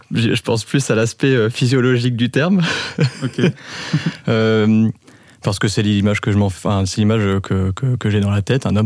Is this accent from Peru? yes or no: no; Reims, Grand Est, France; moved away as an adult; also born or lived in Lille; now in Lyon, France; 31. J'ai euh, un frère, un petit frère. Je suis né à Reims. Euh, toute ma scolarité à Reims. Je suis parti à Lille pour 5 ans, quelques voyages à l'étranger, maintenant à Lyon